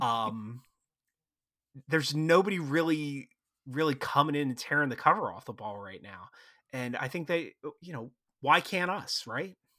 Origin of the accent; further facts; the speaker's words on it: Philadelphia area, Pennsylvania, United States; I'm from the Philadelphia area